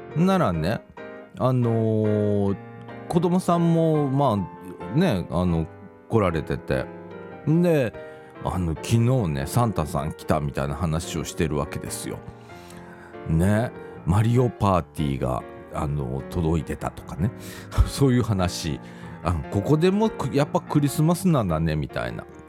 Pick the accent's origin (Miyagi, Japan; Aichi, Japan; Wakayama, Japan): Wakayama, Japan; Shirahama; moved away; 私自身はね、和歌山県の白浜町っていうところが、まあ、私の実家